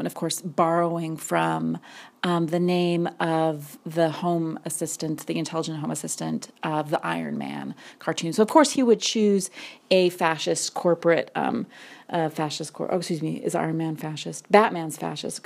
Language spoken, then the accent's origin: English; Wyoming, United States; I grew up in Wyoming